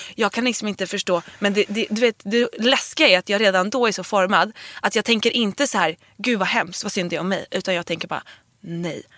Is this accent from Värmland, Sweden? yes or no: no; Dalarö, Stockholm County, Sweden; also born or lived in Nacka; på Dalarö där jag är uppvuxen eller i Nacka där jag gick i gymnasiet